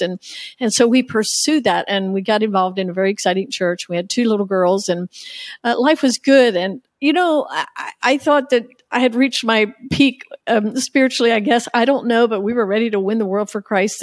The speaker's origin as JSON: {"language": "English", "country": "United States", "tie": "born or raised there", "said": "growing up in the Amish culture"}